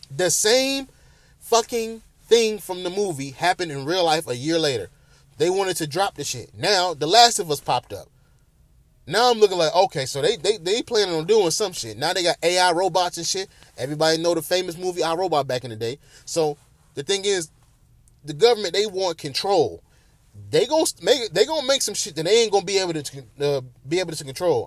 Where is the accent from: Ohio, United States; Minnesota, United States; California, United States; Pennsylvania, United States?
Ohio, United States; Bedford; my hometown, Bedford, Ohio